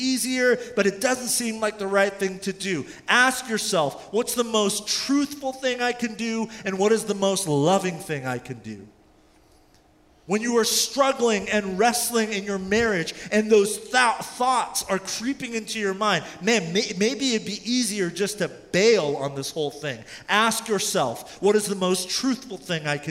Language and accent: English; California, United States; also born or lived in South Korea; I was born in South Korea at the time. My mother packed our bag. She had about $40 cash in her wallet. Her sister, who lived in California, paid for a ticket for her and I, and we moved to California when I was about 4